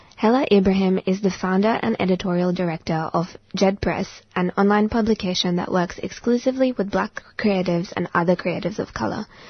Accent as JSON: {"language": "English", "country": "India", "tie": "born or raised there", "moved": "yes", "lives_now": "Australia", "said": "I grew up in India, not a white person in sight"}